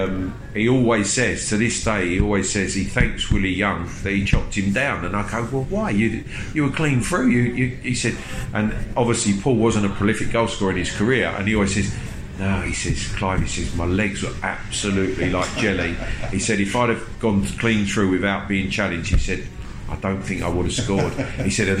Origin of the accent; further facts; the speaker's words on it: Hornchurch, London, United Kingdom; accent: Cockney; also born or lived in Stepney, London; I'm actually a Cockney, although mum and dad lived in Hornchurch in Essex, in the same road as Ronnie Boyce, so grew up knowing obviously Ronnie and his children.